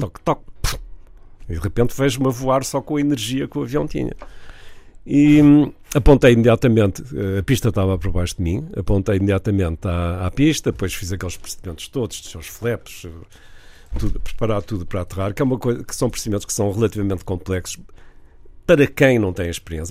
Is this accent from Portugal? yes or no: yes; Vila do Conde, Norte, Portugal; also born or lived in Porto; eu nasci no Porto, cresci em Vila de Conde, mas nasci no Porto